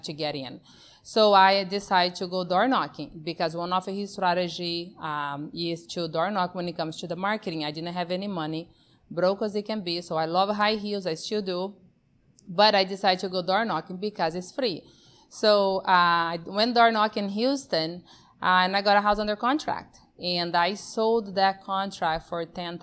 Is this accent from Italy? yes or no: no; Brazil; also born or lived in Amazon; now in United States; born and raised in Brazil, that's where my accent comes from